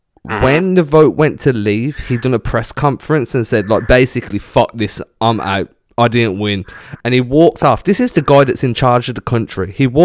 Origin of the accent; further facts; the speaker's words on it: England, United Kingdom; I'm English.